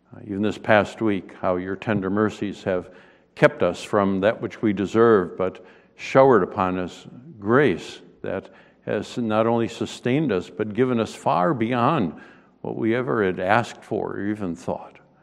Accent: Western New York, United States; moved away; I grew up in Western New York

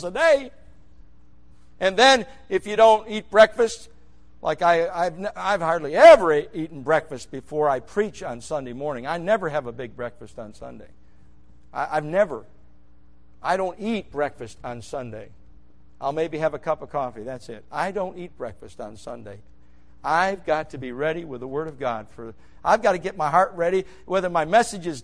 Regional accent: New York, United States; moved away; I grew up in New York.

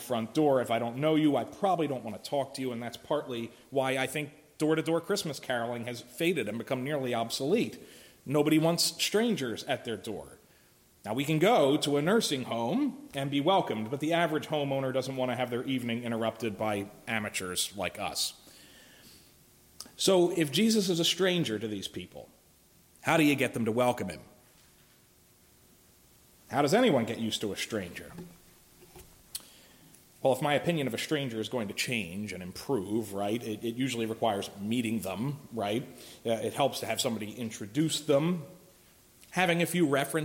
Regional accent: Philadelphia, Pennsylvania, United States; moved away; I'm from Philly.

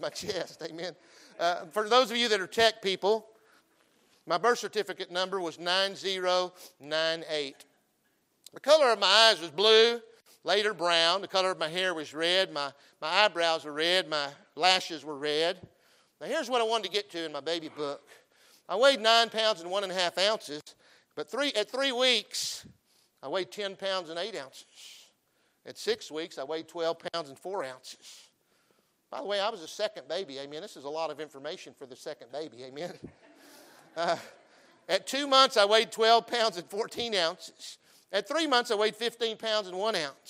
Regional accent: Texas, United States; I'm a Texan

